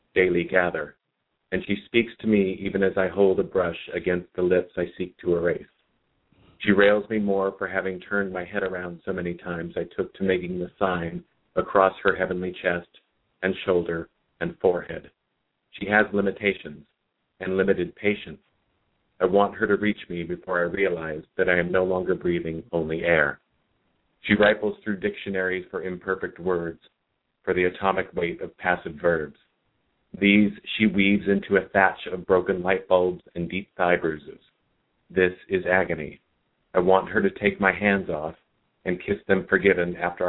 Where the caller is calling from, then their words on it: Santa Ana, California, United States; I'm in Santa Ana.